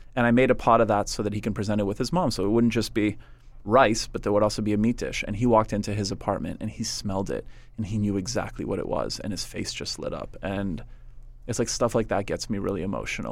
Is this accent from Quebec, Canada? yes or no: yes; Montreal, Quebec, Canada; also born or lived in West Virginia; growing up in Montreal